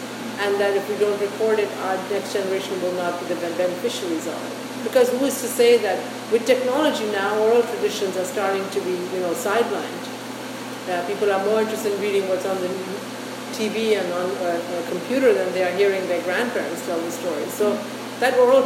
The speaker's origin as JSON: {"language": "English", "country": "Canada", "said": "our role as Canadians"}